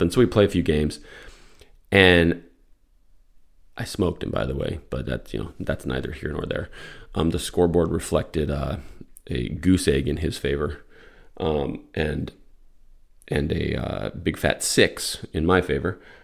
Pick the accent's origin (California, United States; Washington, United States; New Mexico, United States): New Mexico, United States; Albuquerque; moved away; also born or lived in Florida / Atlanta; I grew up in Albuquerque